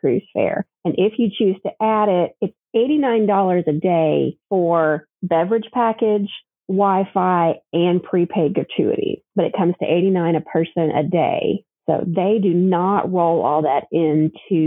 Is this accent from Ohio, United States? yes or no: no; Kentucky, United States; A little girl growing up in Kentucky